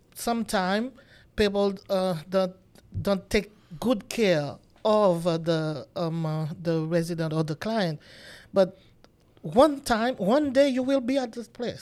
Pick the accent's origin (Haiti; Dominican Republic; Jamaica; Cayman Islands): Haiti; moved away as an adult; now in United States; I'm from Haiti, and until I came to the United States